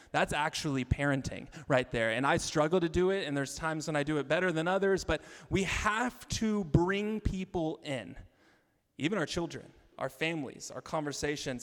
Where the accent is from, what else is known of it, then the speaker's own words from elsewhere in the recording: Arkansas, United States; moved away; I'm from Arkansas